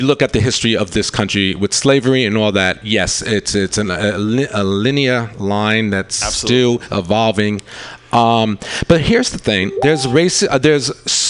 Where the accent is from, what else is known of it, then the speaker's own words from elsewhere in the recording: New York, United States; also born or lived in Bay Area; now in San Francisco Bay Area, United States; So I'm from New York